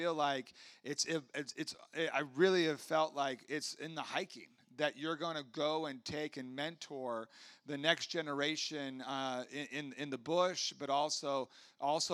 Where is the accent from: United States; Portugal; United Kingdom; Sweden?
United States; Huntington Beach, California; I grew up in Huntington Beach